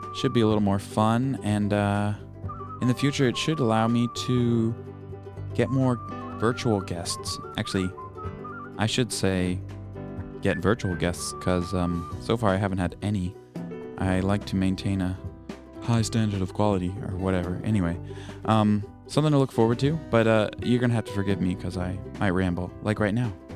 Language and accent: English; East Coast, United States; I'm from the East Coast. I'm not actually from Hawaii